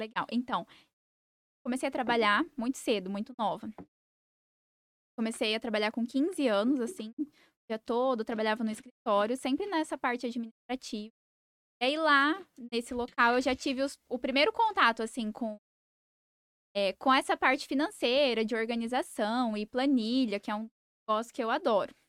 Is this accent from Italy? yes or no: no; Sidrolândia, Mato Grosso do Sul, Brazil; also born or lived in Campo Grande; Eu nasci, fui criada em Cidrolândia.